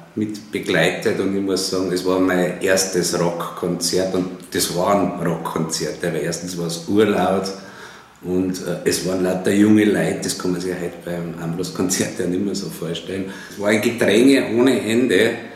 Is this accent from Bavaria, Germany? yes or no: yes; Freilassing, Bavaria, Germany; bin ja aus Freilassing aus Bayern